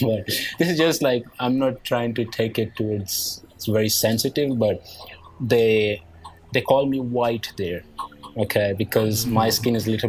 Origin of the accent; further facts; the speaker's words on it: Nigeria; accent: Nigerian; English is a second language; now in Pakistan; And then my accent was a little bit different. So I didn't quite like my accent, but my Nigerian accent isn't very strong.